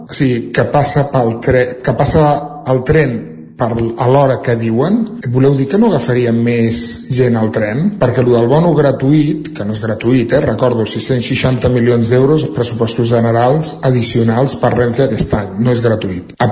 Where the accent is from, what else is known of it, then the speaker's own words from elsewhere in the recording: Centelles, Catalonia, Spain; de Centelles.